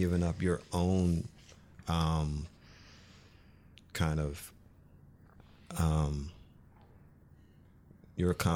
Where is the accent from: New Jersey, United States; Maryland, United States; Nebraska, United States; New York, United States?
New Jersey, United States; Jersey Shore; I grew up on the Jersey Shore